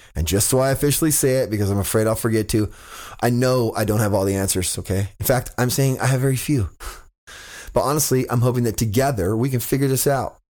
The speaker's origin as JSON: {"language": "English", "town": "Fresno", "region": "California", "country": "United States", "tie": "born or raised there", "moved": "yes", "said": "my hometown of Fresno"}